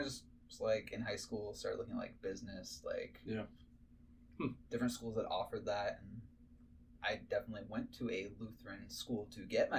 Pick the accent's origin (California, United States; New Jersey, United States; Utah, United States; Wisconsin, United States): Wisconsin, United States; Green Bay; now in Texas, United States; I grew up in the Midwest, Green Bay, Wisconsin, home of the Packers.